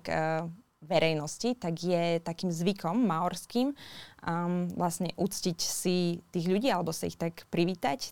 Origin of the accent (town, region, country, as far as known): Slovakia; now in New Zealand